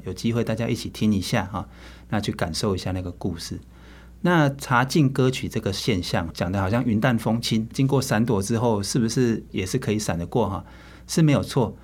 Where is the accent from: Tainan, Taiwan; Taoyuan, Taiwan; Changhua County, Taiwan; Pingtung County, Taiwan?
Pingtung County, Taiwan; also born or lived in Kaohsiung; 我是屏东人。嗯，嗯，嗯。然后那时候读高中的时候才去， 去高雄